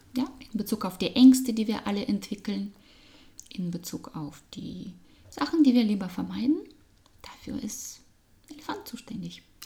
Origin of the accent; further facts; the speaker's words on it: Russia; German is a second language; moved away; Mensch, Frau, Russin, äh, Business Trainerin, äh, Change Beraterin und Coach äh, mit sehr viel internationalem Hintergrund. Das hört man meinem Akzent